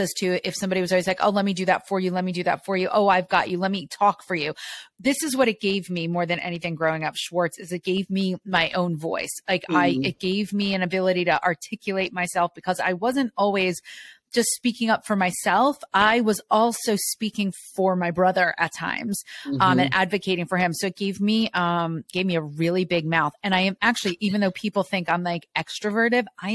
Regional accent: New Jersey, United States; I grew up in New Jersey. I'm Jersey. I am all Jersey. And you'll hear it come out, especially when I'm all fired up

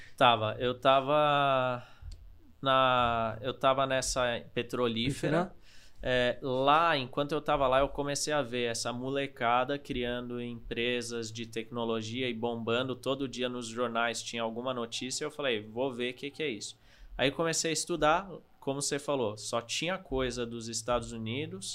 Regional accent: Norway; now in Brazil; eu sou da Noruega

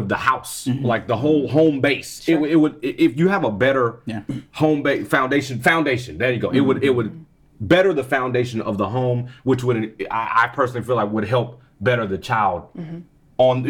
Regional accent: Texas, United States; I'm a nigga from Texas

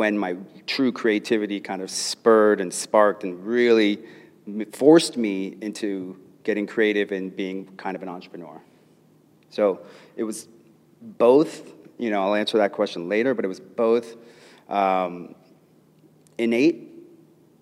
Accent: Los Angeles, California, United States; I grew up in Los Angeles in a middle class family

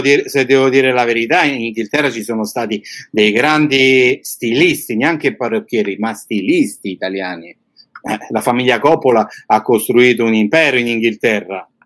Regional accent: Italy; moved away as an adult; now in Bulgaria; sono un italiano che è partito da tanti anni. Però non mi sono mai dimenticato e non mi dimenticherò mai la mia terra

